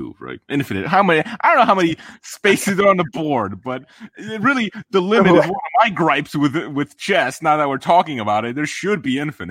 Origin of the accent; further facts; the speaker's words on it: Poland; moved away; I'm from Poland.